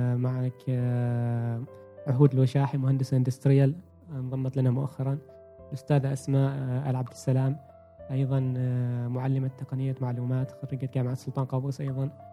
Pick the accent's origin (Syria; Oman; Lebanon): Oman; احنا كعمانيين